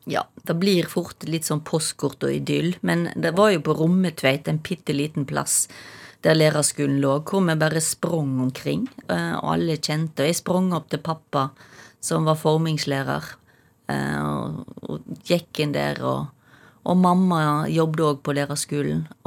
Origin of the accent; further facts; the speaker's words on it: Stord, Vestland, Norway; accent: Stord dialect; Det løye er jo at mamma og pappa er ikke for Stord, men jeg, jeg, begynner å snakke Jeg tror jeg har begynt å snakke tjukkere og tjukkere storamål til lenger